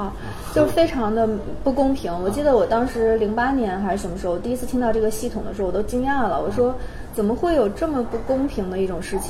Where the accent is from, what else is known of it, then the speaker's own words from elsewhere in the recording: China; 然后我我就会，其实我数学不好的，然后我就很无奈的说：“你们好，我是中国人，但